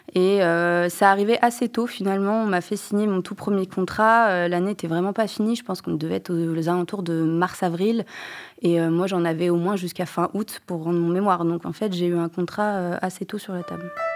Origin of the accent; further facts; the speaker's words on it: Angers, Pays de la Loire, France; moved away; also born or lived in Japan; je viens d'Angers